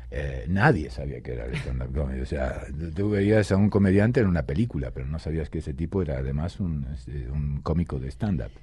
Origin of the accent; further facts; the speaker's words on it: Rosario, Santa Fe, Argentina; moved away; also born or lived in Buenos Aires, Argentina; yo eh, de Rosario, pero digamos que soy de Buenos Aires, porque Rosario nací, pero luego toda mi carrera la hice en, Buenos Aires